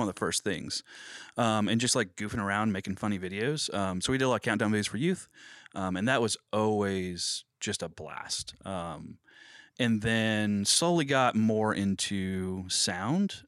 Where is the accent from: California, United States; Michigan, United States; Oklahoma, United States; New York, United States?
Oklahoma, United States; Cushing; moved away as an adult; now in Springfield, United States; I'm from Cushing, Oklahoma